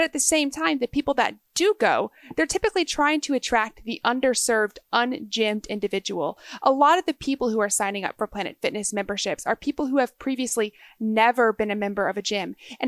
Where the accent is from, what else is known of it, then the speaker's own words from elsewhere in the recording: Texas, United States; the only recurring travel I have in the United States is back to where I grew up in Texas.